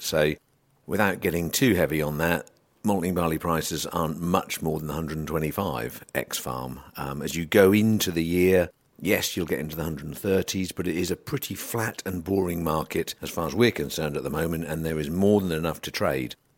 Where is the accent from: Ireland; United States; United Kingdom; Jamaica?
United Kingdom; we're British